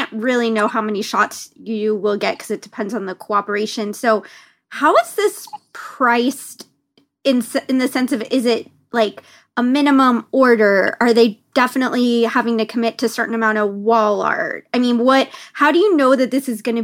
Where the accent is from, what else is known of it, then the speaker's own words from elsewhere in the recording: California, United States; I'm like a Californian